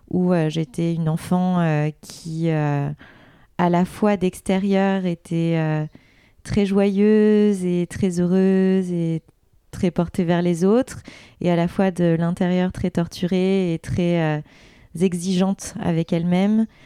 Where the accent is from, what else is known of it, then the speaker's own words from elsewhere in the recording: Vaujours, Île-de-France, France; born there; Moi, je suis née en région parisienne, dans le 93, dans une petite ville qui s'appelle Vaujour, que peu de gens connaissent, où il y a même euh, des vaches, euh, des champs.